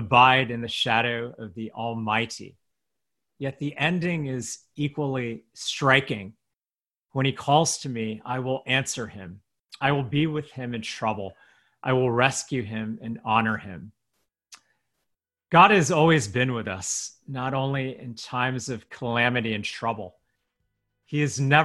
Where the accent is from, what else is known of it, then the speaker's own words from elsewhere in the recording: United States; an American-born Chinese pastor